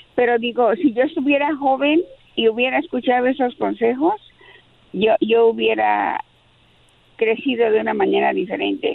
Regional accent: Mexico City, Mexico; de la Ciudad de México como yo

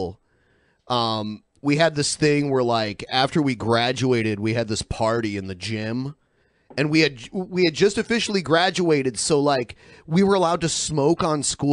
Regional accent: Toledo, Ohio, United States; born or raised there; moved away

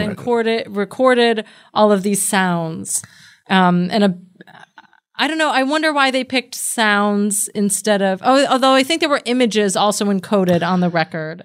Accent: United States; I'm an American and I grew up with The Simpsons

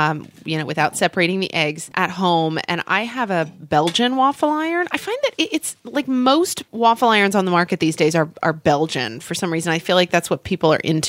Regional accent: United States; We Americans claim everything as our own.

